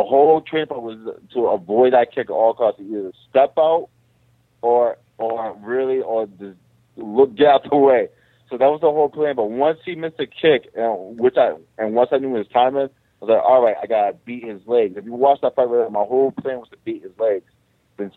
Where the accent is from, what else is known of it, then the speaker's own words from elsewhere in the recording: Boston, Massachusetts, United States; all my people in my hometown